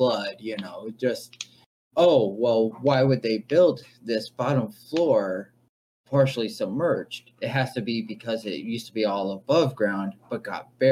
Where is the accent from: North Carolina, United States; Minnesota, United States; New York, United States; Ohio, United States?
Minnesota, United States; I'm from Minnesota